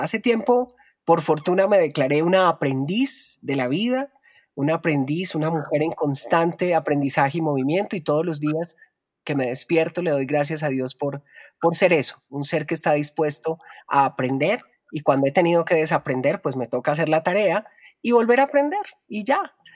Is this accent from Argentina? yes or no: no; Colombia; me desarrollé como locutora en mi país, en Colombia